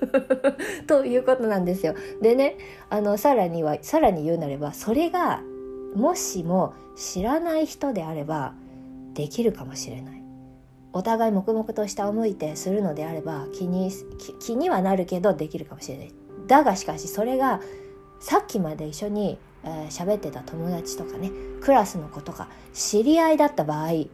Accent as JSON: {"language": "Japanese", "country": "Japan", "tie": "born or raised there", "also_born_or_lived": "China", "moved": "as an adult", "said": "18歳までね日本で普通に日本の教育を受けてあの日本人として育ってきた"}